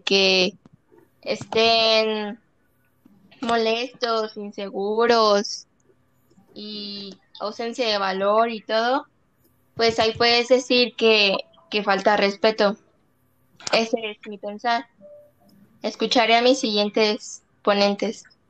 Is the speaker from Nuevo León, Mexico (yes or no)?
no; Celaya, Guanajuato, Mexico; como mexicanos y como celayenses